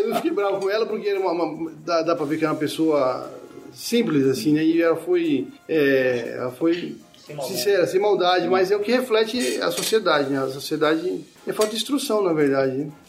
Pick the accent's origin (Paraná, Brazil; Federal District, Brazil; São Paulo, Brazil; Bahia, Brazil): São Paulo, Brazil; Penápolis; moved away; eu sou de São Paulo, mas eu morei minha infância inteira numa cidade do interior chamada Penápolis